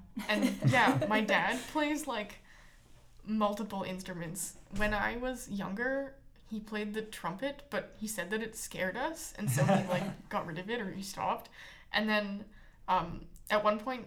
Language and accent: English; Winnipeg, Manitoba, Canada; I grew up in Winnipeg